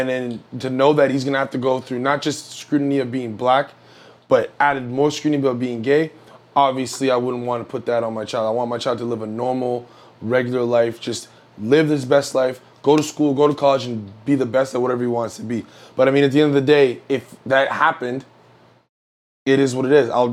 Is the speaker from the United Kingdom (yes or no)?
no; Châteauguay, Quebec, Canada; I grew up in Chattagee.